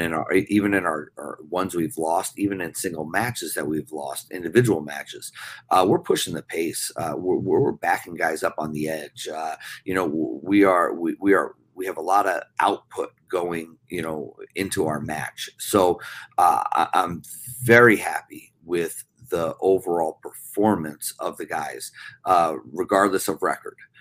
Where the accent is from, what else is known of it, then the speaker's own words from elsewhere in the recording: New Jersey, United States; moved away as an adult; also born or lived in Minnesota; now in Brookings, United States; growing up on the East Coast